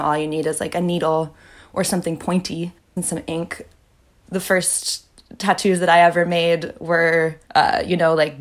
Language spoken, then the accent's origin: English; the Bay Area, California, United States; I'm like from the Bay. I grew up like hiking, backpacking all around California